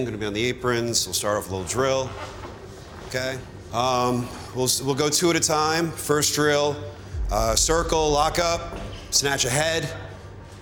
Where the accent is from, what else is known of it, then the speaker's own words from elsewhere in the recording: New York City, New York, United States; also born or lived in Long Island, New York; I'm originally from Queens, which is about 20 minutes from here